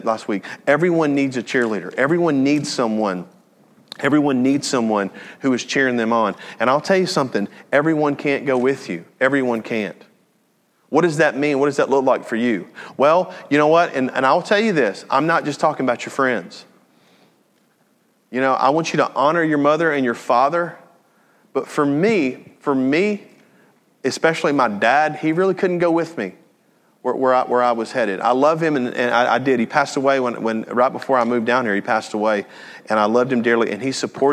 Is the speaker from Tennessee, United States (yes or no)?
yes; Jackson, Tennessee, United States; moved away; I was born and raised in Jackson, Tennessee